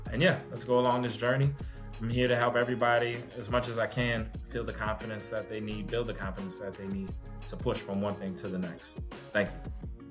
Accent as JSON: {"language": "English", "town": "New Orleans", "region": "Louisiana", "country": "United States", "said": "I'm from New Orleans, played football at Hampton University"}